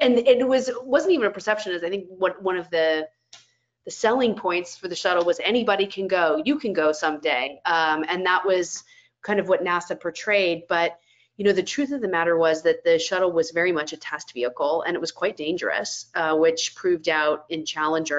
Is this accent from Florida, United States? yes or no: yes; Florida, United States; When I was a kid, I grew up in Florida